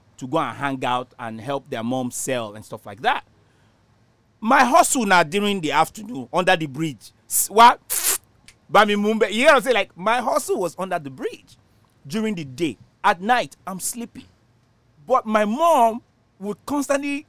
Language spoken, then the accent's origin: English; Nigeria; moved away; In Nigeria, when I was growing up in Nigeria